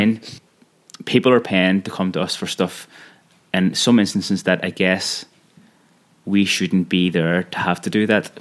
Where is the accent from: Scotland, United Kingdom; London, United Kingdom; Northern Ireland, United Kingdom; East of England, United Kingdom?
Northern Ireland, United Kingdom; Belfast; I am from Belfast